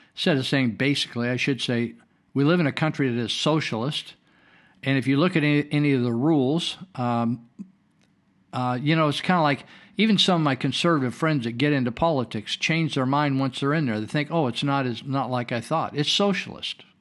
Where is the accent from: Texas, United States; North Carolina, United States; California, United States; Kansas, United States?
California, United States; Northern; I was raised here in Northern California where we're broadcasting fun, from